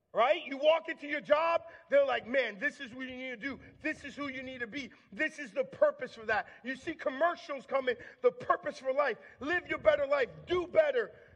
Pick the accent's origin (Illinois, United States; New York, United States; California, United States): New York, United States; Long Island; I grew up in Long Island, New York